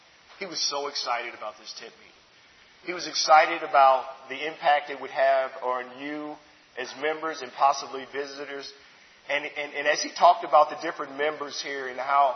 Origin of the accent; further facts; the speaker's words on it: Chicago, Illinois, United States; I grew up in Chicago. I was born there.